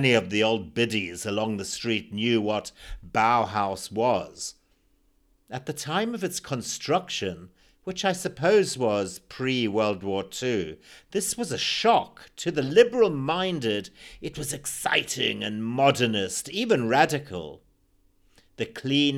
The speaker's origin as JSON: {"language": "English", "country": "Zimbabwe", "tie": "born or raised there"}